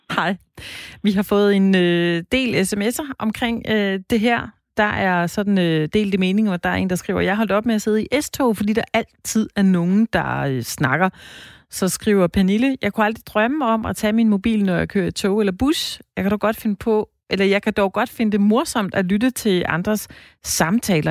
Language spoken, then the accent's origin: Danish; Denmark; er vi danskere